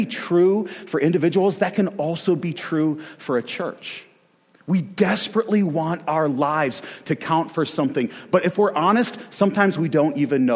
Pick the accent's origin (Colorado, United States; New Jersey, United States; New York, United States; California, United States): New York, United States; Western; I am originally from Western New York